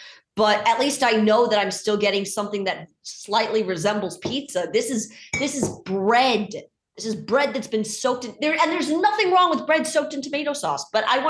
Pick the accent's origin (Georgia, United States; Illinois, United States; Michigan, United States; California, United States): Illinois, United States; Chicago; I was born and raised in Chicago